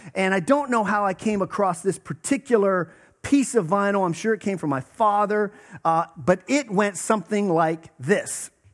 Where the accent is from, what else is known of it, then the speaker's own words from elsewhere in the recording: Western Pennsylvania, United States; I grew up in Western Pennsylvania